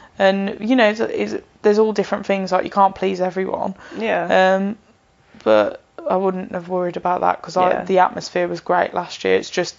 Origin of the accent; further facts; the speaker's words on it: Birmingham, West Midlands, United Kingdom; Well, I'm from Birmingham.